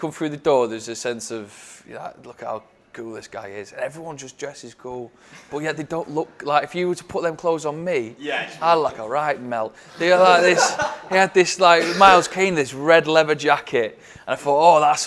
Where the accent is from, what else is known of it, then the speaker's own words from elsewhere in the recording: Stockport, North West England, United Kingdom; I grew up in Stockport